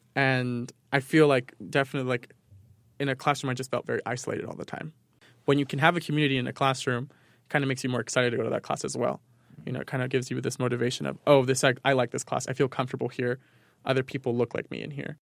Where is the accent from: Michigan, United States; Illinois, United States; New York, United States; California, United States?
New York, United States; moved away; growing up in New York